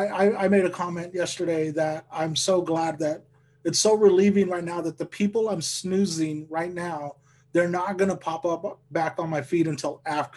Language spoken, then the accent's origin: English; Lamont, California, United States; now in Sacramento, United States; I've only been doing comedy about 2 years and I'm up here in Sacramento. Like I grew up in Lamont. So like I know Bakersfield, like that's my stomping grounds.